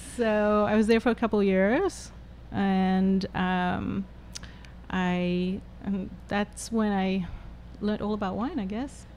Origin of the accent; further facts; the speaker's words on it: Johannesburg, Gauteng, South Africa; moved away as an adult; also born or lived in Cape Town; now in United States; I was born in Johannesburg